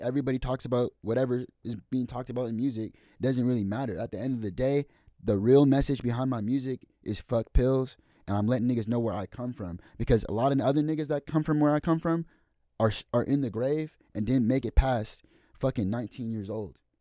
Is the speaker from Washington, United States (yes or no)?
yes; Marysville, Washington, United States; I'm from Ville